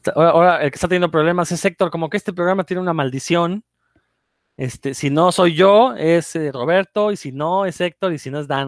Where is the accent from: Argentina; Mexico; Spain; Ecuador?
Mexico; now in Mérida, Mexico; para los que crecimos en México